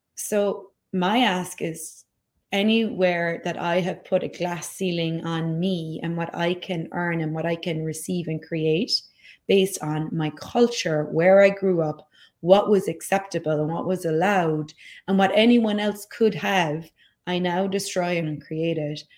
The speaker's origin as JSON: {"language": "English", "country": "Ireland", "tie": "born or raised there", "moved": "yes", "said": "I grew up in Ireland"}